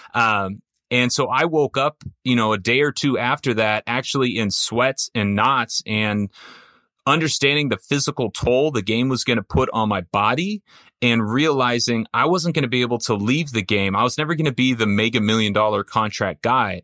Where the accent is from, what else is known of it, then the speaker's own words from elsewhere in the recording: Orange County, California, United States; I grew up in Orange County